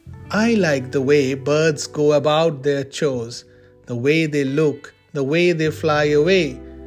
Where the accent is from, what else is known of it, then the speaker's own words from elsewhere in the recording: Kolkata, West Bengal, India; moved away; Growing up in Calcutta meant acquainting myself with crows.